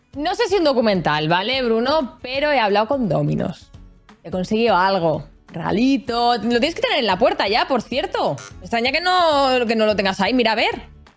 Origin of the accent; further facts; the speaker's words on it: Catalonia, Spain; soy catalana